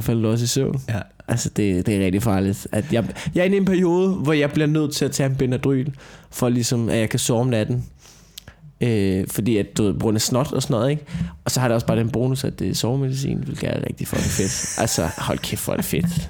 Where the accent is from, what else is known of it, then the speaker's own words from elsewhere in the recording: Denmark; jeg har opvokset på landet